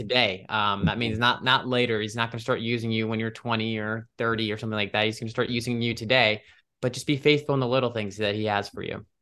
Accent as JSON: {"language": "English", "town": "Cleveland", "region": "Ohio", "country": "United States", "moved": "as an adult", "lives_now": "Washington, DC, United States", "said": "I'm from Ohio, Cleveland, Ohio originally"}